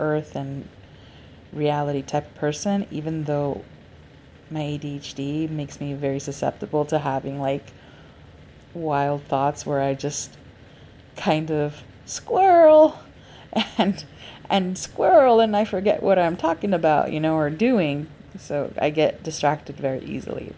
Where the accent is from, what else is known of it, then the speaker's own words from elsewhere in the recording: Los Angeles, California, United States; I am an LA native and have always lived in Los Angeles County